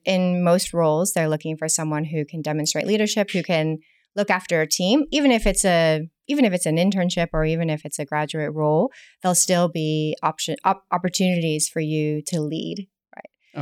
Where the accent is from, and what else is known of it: United States; accent: American; moved away as an adult; also born or lived in New York; now in Hong Kong